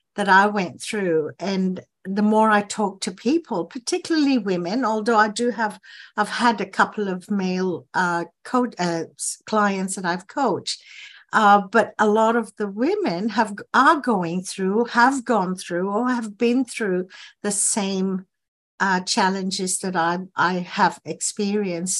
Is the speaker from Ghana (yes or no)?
yes; Ghana; moved away as an adult; now in Australia; I was born in Ghana in West Africa, um, and we had to leave the country when I was nineteen